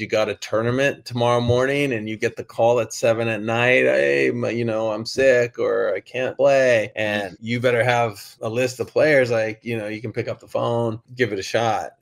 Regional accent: Laguna Beach, California, United States; I grew up and I was born in Laguna Beach, mm. raised in Laguna Beach

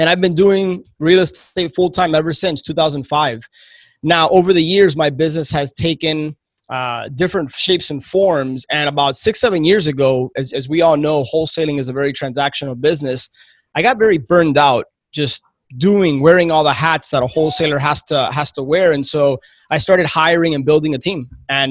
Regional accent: Miami, Florida, United States; born and raised in Miami, my entire family's from Cuba

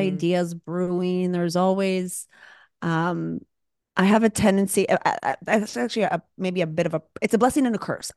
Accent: Canada; moved away as an adult; now in Los Angeles, United States; I'm Canadian

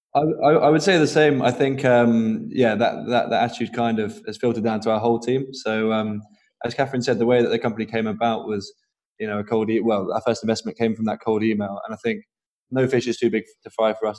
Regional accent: Norwich, East of England, United Kingdom; I'm from Norwich originally

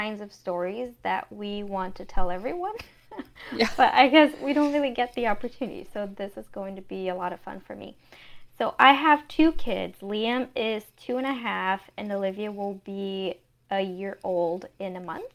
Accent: Brazil; moved away; I was born and raised in Brazil

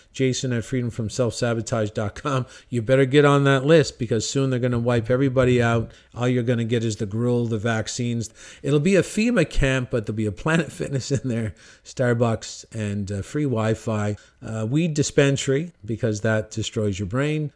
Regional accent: Cornwall, Ontario, Canada; In my hometown, Cornwall, Ontario, Canada

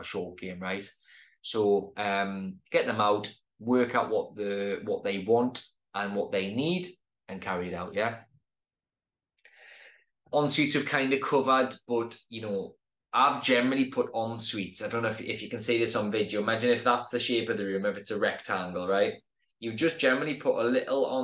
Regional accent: Newcastle upon Tyne, North East England, United Kingdom; my hometown

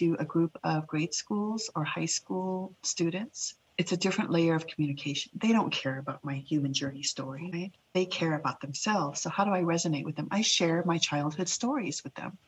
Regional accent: Boise, Idaho, United States; English is a second language; also born or lived in Laos; My personal journey as a young refugee child navigating through two cultures in Boise, Idaho, actually three cultures, right? My own, the Lao culture, my origin culture, being Idahoan

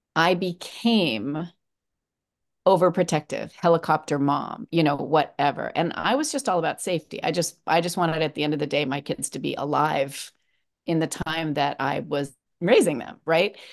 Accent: Los Angeles, California, United States; I'm from Los Angeles. I am 61 years old

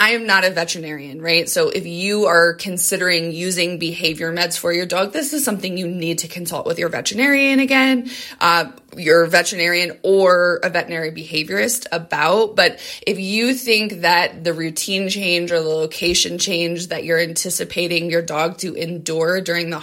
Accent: Colorado, United States; both my husband and I are born and raised in Colorado.

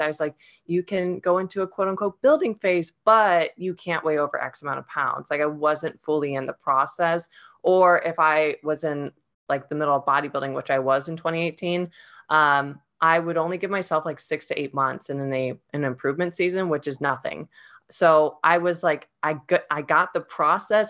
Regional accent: Ohio, United States; I'm originally from Ohio, and that's where I grew up

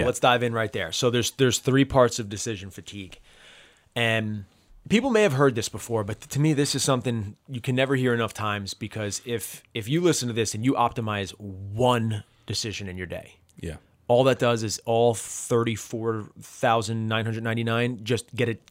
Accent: New Jersey, United States; I love a good diner. I'm from New Jersey.

